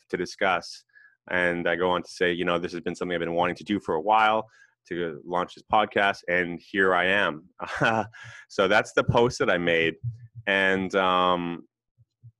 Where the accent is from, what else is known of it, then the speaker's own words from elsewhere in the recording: West Coast, Canada; I'm from Canada. I'm Canadian.